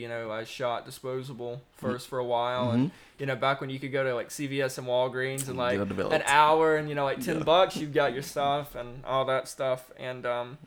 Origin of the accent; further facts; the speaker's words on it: Lexington, North Carolina, United States; also born or lived in Winston-Salem, North Carolina; I was born in Winston in Forsyth County, but born and raised really in Lexington, still where I reside.